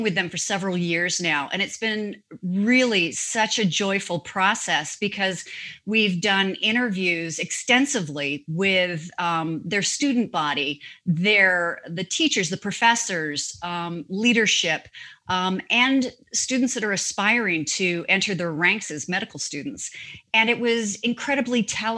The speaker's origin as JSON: {"language": "English", "country": "Canada", "tie": "born or raised there", "also_born_or_lived": "Toronto / New York", "moved": "as an adult", "lives_now": "United States", "said": "I'm a Canadian, I'm a global citizen. I'm an American by choice. I am a Canadian by birth."}